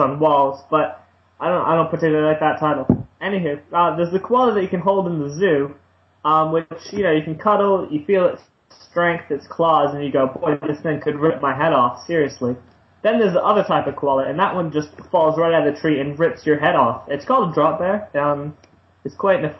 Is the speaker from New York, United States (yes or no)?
no; Arizona, United States; now in Australia; Arizona, place of my birth. Only one in the family to be born in Arizona